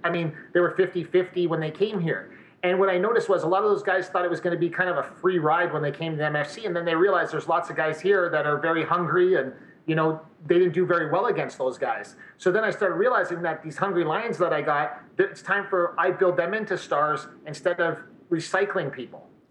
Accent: Windsor, Ontario, Canada; also born or lived in Montreal; now in Edmonton, Canada; I, I, reside in Edmonton, but I'm originally from the Windsor area

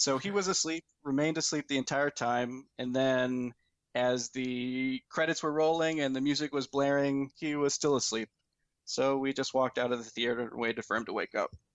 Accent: Fort Wayne, Indiana, United States; moved away as an adult; now in Alabama, United States; we both grew up in Fort Wayne, Indiana.

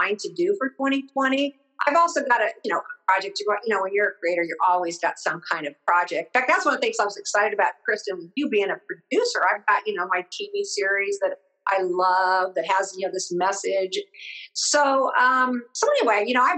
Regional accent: Midwest, United States; I'm from the Midwest

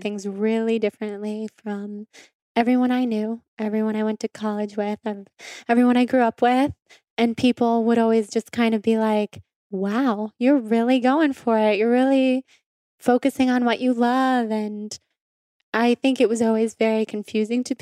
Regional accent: Sacramento, California, United States; So I grew up in Sacramento, and both of my parents grew up in Sacramento.

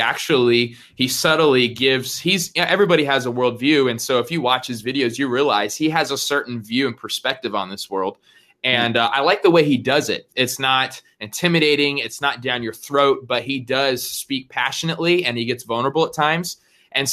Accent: Arizona, United States; also born or lived in California; I'm from Arizona

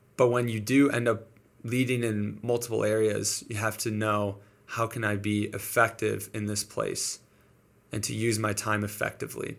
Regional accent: Detroit, Michigan, United States; moved away as an adult; now in Springfield, United States; So I'm from Michigan, Detroit, Michigan

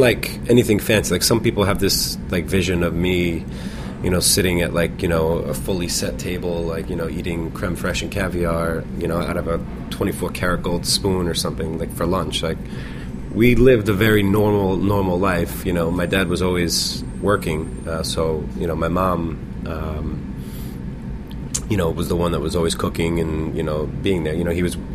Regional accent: Floral Park, New York, United States; also born or lived in Manhattan, New York; I was born there, moved to Long Island when I was four or five years old, and I grew up in Floral Park, Long Island, Nassau County

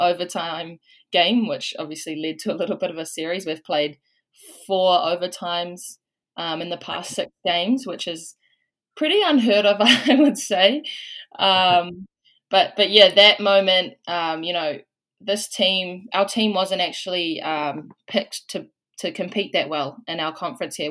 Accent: Waikato, New Zealand; moved away as an adult; now in Washington State, United States; I'm from Waikato, um, back home

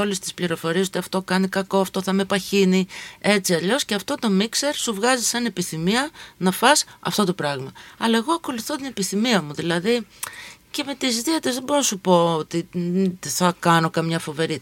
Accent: Volos, Thessaly, Greece; moved away; also born or lived in Athens; Εγώ μεγάλωσα αντίστοιχα στο Βόλο

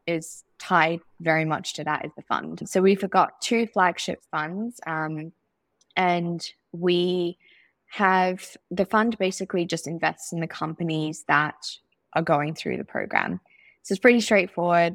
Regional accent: Zimbabwe; growing up in Zimbabwe

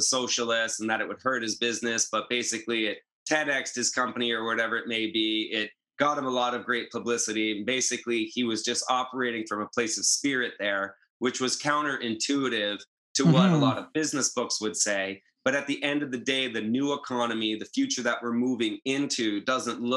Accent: New Hampshire, United States; also born or lived in Maine; now in Southern California, United States; I'm from New Hampshire, from a town founded in 1623, up in a farm

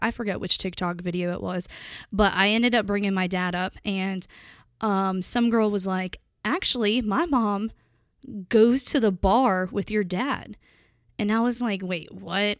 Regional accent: Pennsylvania, United States; when I was younger, I grew up in Pennsylvania

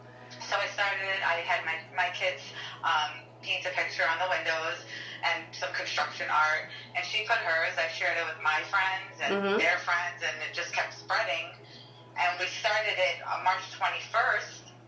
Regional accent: New York, United States; now in Michigan, United States; I'm originally from New York, and my childhood friend still lives there

